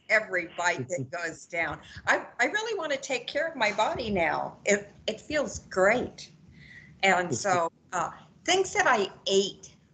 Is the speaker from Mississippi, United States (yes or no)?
no; Georgia, United States; I'm from Georgia.